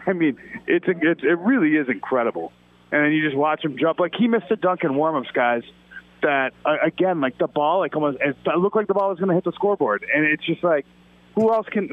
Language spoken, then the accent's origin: English; Chicago, Illinois, United States; I'm from Chicago.